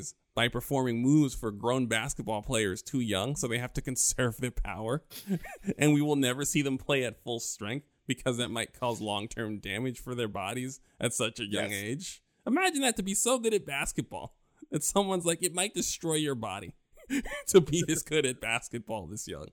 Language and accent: English; New York, United States; growing up in New York